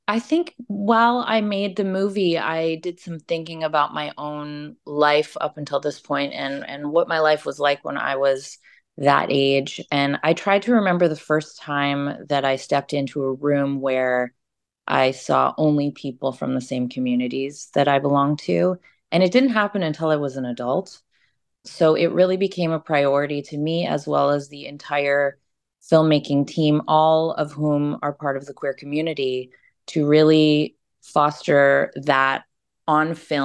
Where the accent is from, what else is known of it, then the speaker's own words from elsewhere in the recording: Canada; in addition to me being Canadian as well.